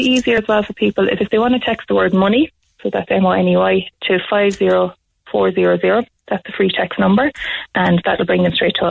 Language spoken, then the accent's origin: English; Tipperary, Munster, Ireland; I'm working in Kilkenny and I'm from Tipperary